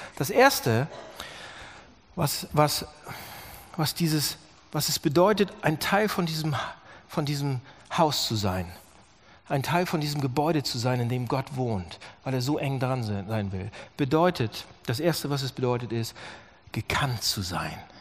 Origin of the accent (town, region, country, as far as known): Germany